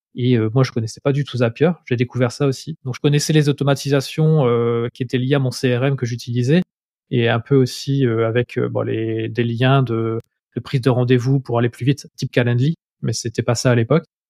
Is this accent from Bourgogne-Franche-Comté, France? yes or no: no; Lille, Hauts-de-France, France; accent: nordiste; j'habite à Lille, j'ai toujours vécu à Lille, donc je suis un pur nordiste. Ça va peut-être s'entendre à ma voix, j'ai encore un peu l'accent qui, qui, revient de temps en temps.